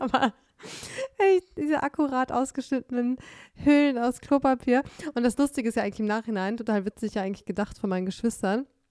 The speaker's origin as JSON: {"language": "German", "town": "Detmold", "region": "North Rhine-Westphalia", "country": "Germany", "tie": "born or raised there", "moved": "yes", "said": "in meiner Heimat Detmold, wo meine Eltern noch wohnen"}